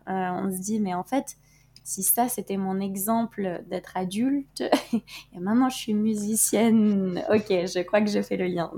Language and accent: French; Norway; now in Paris, France; on est des Norvégiennes qui ne s'assument pas complètement